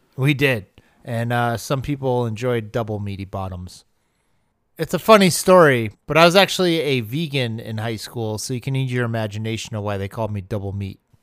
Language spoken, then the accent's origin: English; Arizona, United States; I grew up in Arizona where every single meat is an all-meat burrito